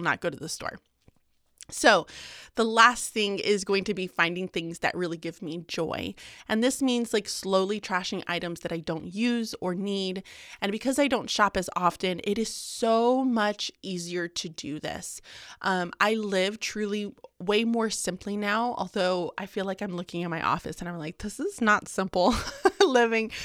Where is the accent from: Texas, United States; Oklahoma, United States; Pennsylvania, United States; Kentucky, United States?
Texas, United States; Houston; moved away as an adult; also born or lived in Birmingham, Alabama; I was born and raised in Houston